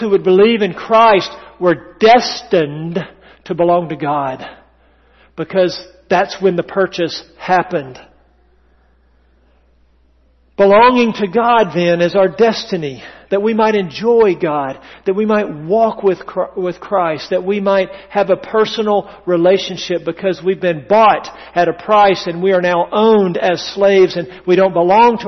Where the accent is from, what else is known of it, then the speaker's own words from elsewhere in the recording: the South, United States; accent: Southern English; first language English; I come from English-speaking ancestors. Well, Southern English, if you please